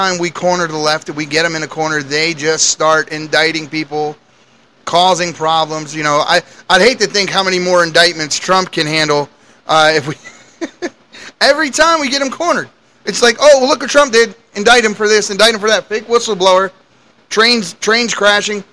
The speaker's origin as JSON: {"language": "English", "country": "United States", "said": "As American citizens"}